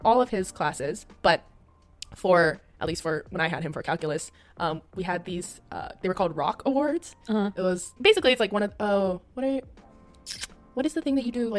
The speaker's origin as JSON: {"language": "English", "region": "Hawaii", "country": "United States", "tie": "born or raised there", "said": "growing up in Hawaii"}